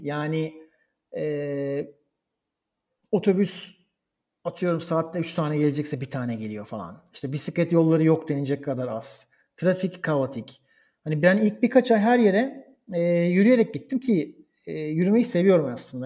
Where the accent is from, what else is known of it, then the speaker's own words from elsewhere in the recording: Istanbul, Turkey; moved away as an adult; also born or lived in Bergamo, Italy / Koblenz, Germany / Berlin, Germany; now in Rome, Italy; Türkiye'de doğmuş, İstanbul'da doğmuş bir insan olarak